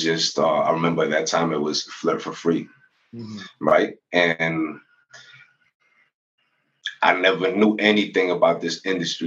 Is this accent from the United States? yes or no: yes; United States; moved away as an adult; also born or lived in Venezuela; I grew up in the United States